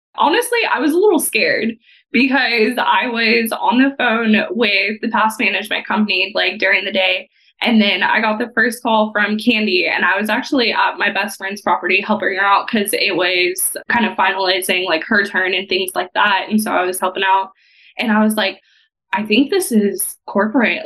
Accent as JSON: {"language": "English", "region": "Texas", "country": "United States", "tie": "born or raised there", "moved": "as an adult", "lives_now": "Evansville, United States", "said": "I grew up in Texas."}